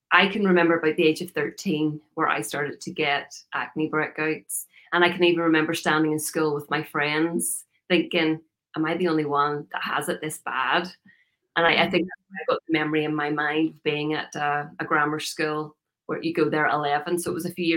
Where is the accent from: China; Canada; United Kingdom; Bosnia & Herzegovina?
United Kingdom; Northern Ireland; moved away as an adult; now in United States; I'm originally from Northern Ireland. You can probably hear by the accent. I lived there for a long time, 37 years